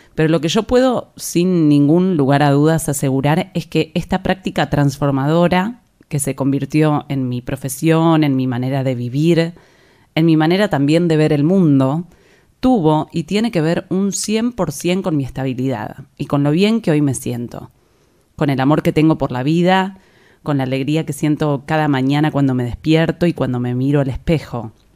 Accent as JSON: {"language": "Spanish", "town": "La Plata", "region": "Buenos Aires Province", "country": "Argentina", "moved": "as an adult", "lives_now": "Buenos Aires, Argentina", "said": "Yo soy de La Plata, una ciudad que queda a unos 60 kilómetros de la ciudad de Buenos Aires"}